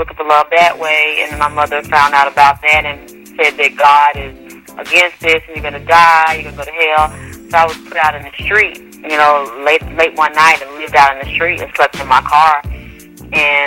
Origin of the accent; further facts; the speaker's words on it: Atlanta, Georgia, United States; I'm from Atlanta, Georgia